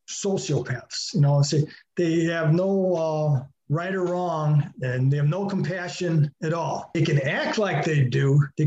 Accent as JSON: {"language": "English", "town": "Chicago", "region": "Illinois", "country": "United States", "said": "I am from Chicago."}